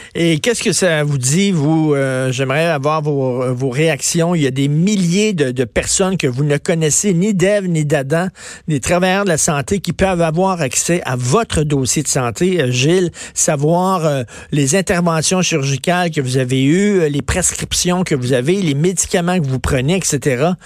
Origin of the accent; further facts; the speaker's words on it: Verdun, Quebec, Canada; moved away; j'ai grandi à Verdun, j'ai vécu une vingtaine d'années à Verdun